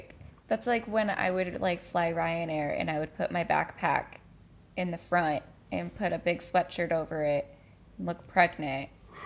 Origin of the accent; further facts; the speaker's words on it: California, United States; I'm a Californian.